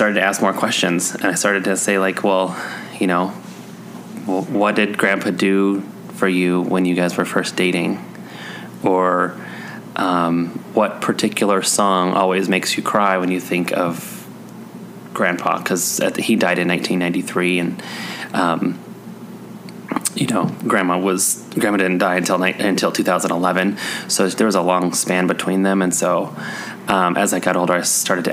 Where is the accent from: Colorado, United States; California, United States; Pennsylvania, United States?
Colorado, United States; also born or lived in Missouri; I was born in Missouri and I moved to Colorado when I was 2